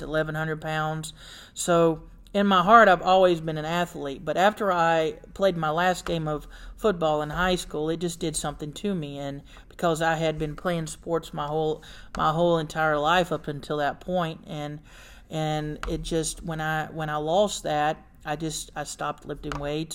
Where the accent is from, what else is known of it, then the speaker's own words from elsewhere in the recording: Warner Robins, Georgia, United States; I'm from Warner Robins, Georgia, and born and raised there.